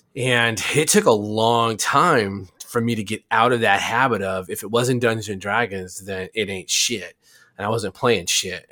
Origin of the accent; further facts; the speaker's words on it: Arizona, United States; I grew up in Arizona